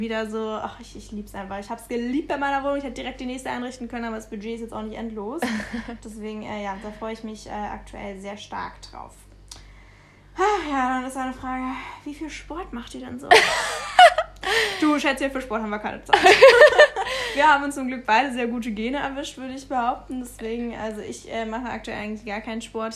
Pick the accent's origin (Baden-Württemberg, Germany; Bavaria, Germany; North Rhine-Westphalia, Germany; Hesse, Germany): Bavaria, Germany; Munich; wir kommen eigentlich aus München übrigens, ähm, dann haben wir noch zu Hause gewohnt